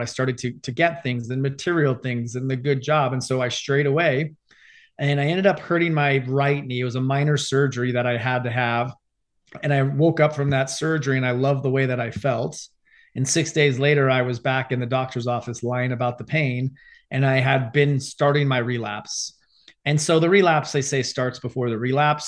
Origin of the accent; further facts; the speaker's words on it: Arizona, United States; I grew up in Arizona, grew up my whole life playing sports